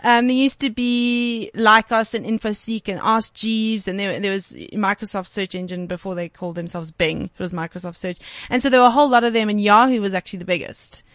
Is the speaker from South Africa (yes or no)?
yes; Cape Town, Western Cape, South Africa; moved away as an adult; now in Johannesburg, South Africa; I'm from Cape Town mm. originally. So I actually moved, moved up to Joburg in 2011.